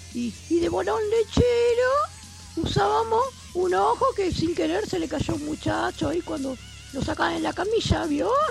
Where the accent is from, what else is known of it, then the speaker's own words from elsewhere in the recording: San Lorenzo, Santa Fe, Argentina; yo soy de San Lorenzo